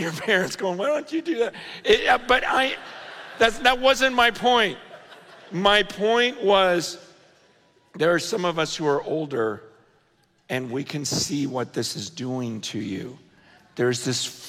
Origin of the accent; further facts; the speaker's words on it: United States; growing up in America